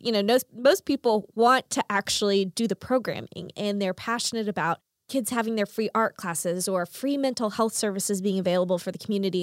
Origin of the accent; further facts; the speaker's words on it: Chickasha, Oklahoma, United States; I grew up in Chickasha